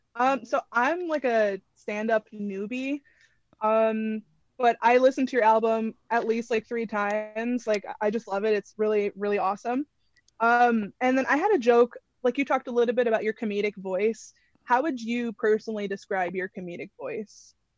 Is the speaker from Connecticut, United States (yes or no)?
yes; Connecticut, United States; I'm from Connecticut.